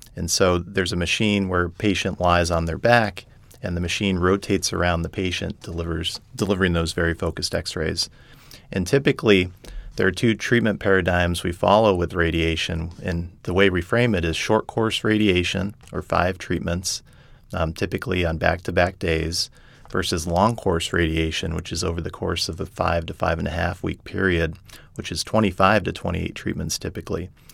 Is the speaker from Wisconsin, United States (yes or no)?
no; Colorado Springs, Colorado, United States; moved away as an adult; also born or lived in Indiana / Texas / San Diego, California; now in New Orleans, United States; I grew up in Colorado, Colorado Springs